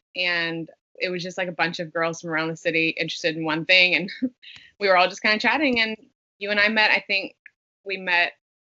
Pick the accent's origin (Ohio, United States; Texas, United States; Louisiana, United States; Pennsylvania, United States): Louisiana, United States; South; now in Portland, United States; I am a girl from South Louisiana living in Portland, Oregon now